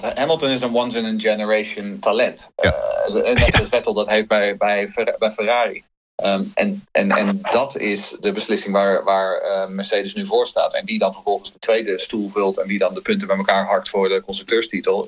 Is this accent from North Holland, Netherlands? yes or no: yes; Haarlem, North Holland, Netherlands; moved away as an adult; also born or lived in Rotterdam; now in Sweden; ik ben geboren Rotterdammer, groot geworden in Haarlem